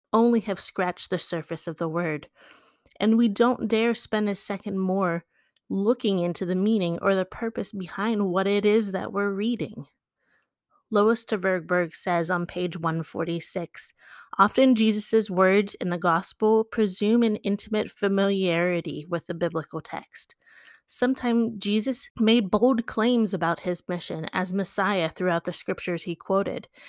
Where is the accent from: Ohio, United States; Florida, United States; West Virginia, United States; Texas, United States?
West Virginia, United States; my true blue and gold West Virginia side comes out